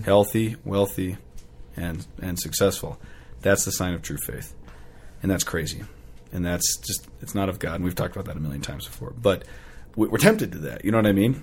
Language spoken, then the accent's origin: English; United States; as an American